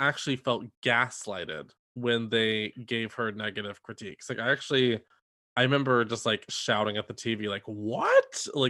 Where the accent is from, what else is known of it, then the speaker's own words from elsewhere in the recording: New York, United States; actually have a lot in common. We're both from New York. We're both Catholic. And we are both Italian.